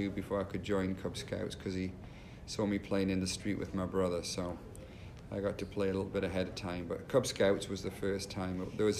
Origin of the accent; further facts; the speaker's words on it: Newcastle upon Tyne, North East England, United Kingdom; accent: Geordie; Well, I was originally from the north of England, a place called Newcastle-upon-Tyne. I'm known as a Geordie. That's someone who comes from that particular area.